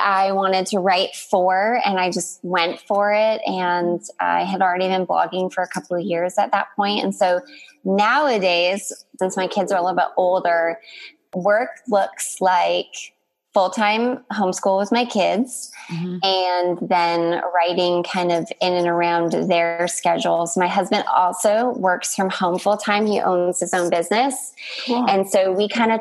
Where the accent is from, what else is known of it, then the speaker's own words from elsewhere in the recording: Canada; moved away as an adult; also born or lived in Texas; now in Northern California, United States; I'm Canadian, and I've lived in the United States for almost